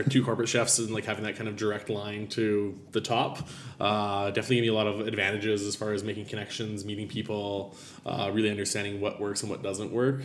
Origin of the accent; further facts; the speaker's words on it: Abbotsford, British Columbia, Canada; a little fine dining restaurant in my hometown in Abbotsford, BC